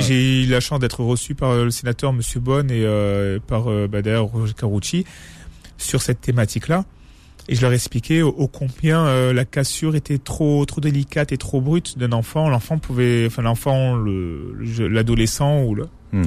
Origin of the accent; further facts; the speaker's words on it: France; je suis né ici, je, je suis français